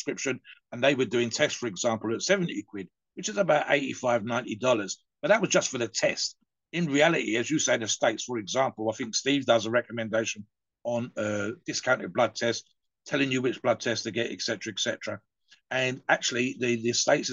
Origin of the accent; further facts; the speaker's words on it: United Kingdom; I'm British